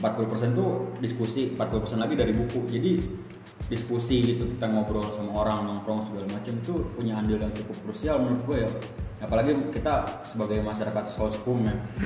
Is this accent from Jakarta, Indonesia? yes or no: yes; West Jakarta, Jakarta, Indonesia; gue berangkat dari salah satu SMA di Jakarta Barat